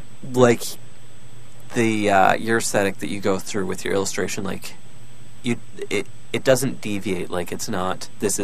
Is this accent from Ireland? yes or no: no; Canada; I'm Canadian.